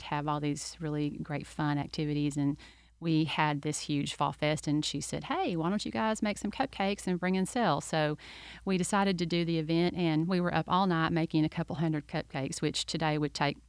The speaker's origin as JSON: {"language": "English", "region": "Kentucky", "country": "United States", "also_born_or_lived": "Lakeland, Florida", "moved": "as an adult", "lives_now": "Winter Haven, United States", "said": "I'm originally from Kentucky. My husband and I both moved here originally to Lakeland and lived there for about 15 years."}